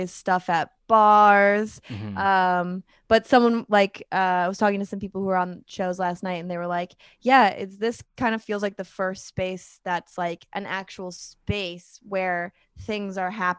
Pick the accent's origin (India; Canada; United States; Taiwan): United States; New York; I grew up like near the Adirondacks, and like I went to a summer camp in Lake Placid.